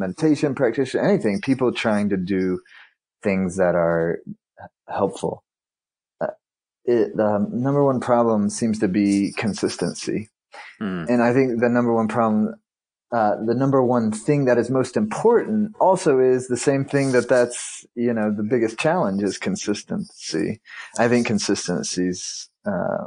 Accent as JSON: {"language": "English", "region": "South Carolina", "country": "United States", "tie": "born or raised there", "moved": "yes", "lives_now": "Nevada City, United States", "said": "I'm originally from the East Coast, though. I grew up in South Carolina"}